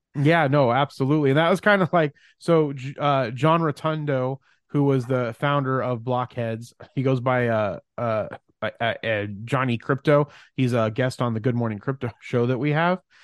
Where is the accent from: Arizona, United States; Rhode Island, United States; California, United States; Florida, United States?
Arizona, United States; Mesa; I'm from Mesa, Phoenix, Arizona, although our businesses are in Mesa, Arizona.